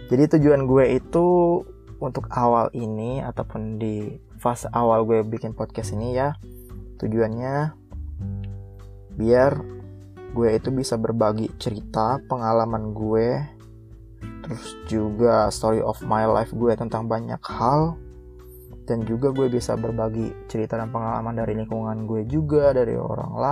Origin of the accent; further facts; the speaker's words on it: Sukaraja, South Sumatra, Indonesia; moved away as an adult; now in Depok, Indonesia; gue ini berasal dari provinsi Sumatera Selatan yang dimana letak detailnya atau tepatnya gue tinggal itu di Sukaraja, Kecamatan Pedamaran, Kabupaten Oki. Nah, gue dari lahir sampai SMA gue tinggal di situ sampai akhirnya gue merantau di Depok.